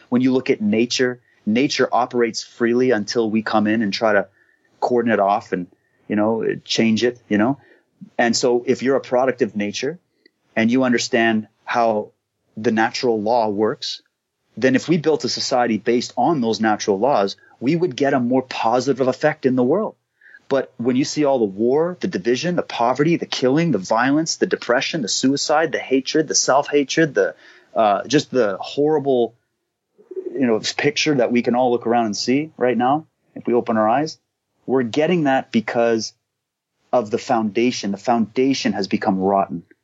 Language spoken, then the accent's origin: English; Canada; I'm Canadian